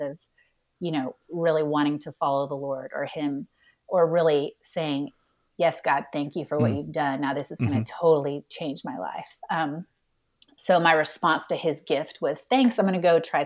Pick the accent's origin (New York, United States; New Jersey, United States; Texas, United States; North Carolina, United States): Texas, United States; Houston; I grew up in Houston, Texas